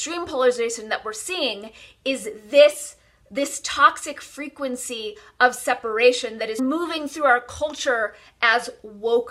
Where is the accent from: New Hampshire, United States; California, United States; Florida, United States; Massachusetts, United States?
California, United States; I'm born and raised in California